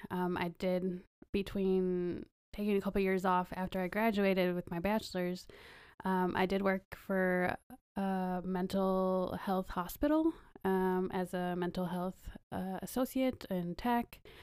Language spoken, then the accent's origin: English; Wisconsin, United States; moved away as an adult; also born or lived in Kentucky; now in California, United States; I grew up in Wisconsin